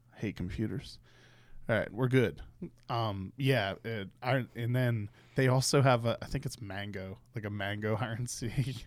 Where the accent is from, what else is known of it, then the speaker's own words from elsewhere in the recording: Pittsburgh, Pennsylvania, United States; I grew up in Pittsburgh